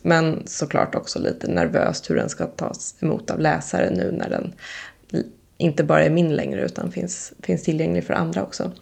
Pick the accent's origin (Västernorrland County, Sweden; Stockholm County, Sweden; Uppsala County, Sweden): Stockholm County, Sweden; Lidingö; jag är uppvuxen på Lidingö